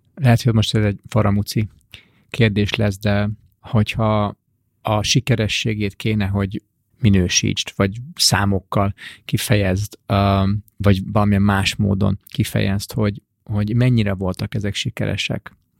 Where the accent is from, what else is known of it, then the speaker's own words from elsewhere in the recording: Hungary; mint magyar ember